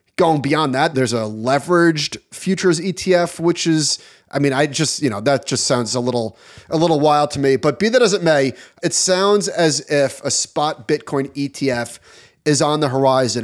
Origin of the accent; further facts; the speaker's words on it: United States; as an American